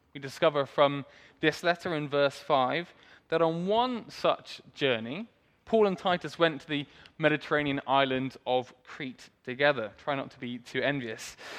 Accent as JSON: {"language": "English", "town": "Swindon", "region": "South West England", "country": "United Kingdom", "tie": "born or raised there", "said": "I was born in Swindon, grew up there"}